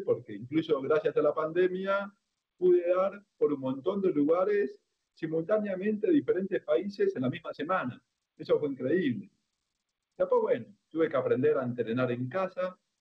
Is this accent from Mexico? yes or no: no; Argentina; yo soy el único argentino ciego